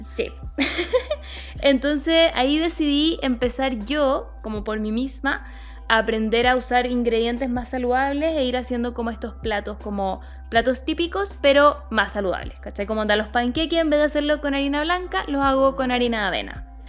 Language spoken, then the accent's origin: Spanish; Santiago, Santiago Metropolitan Region, Chile; yo soy de Santiago